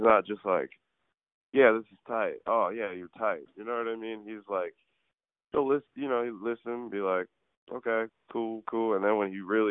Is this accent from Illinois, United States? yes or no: no; New York City, New York, United States; I'm from New York City. Like, that's where I'm from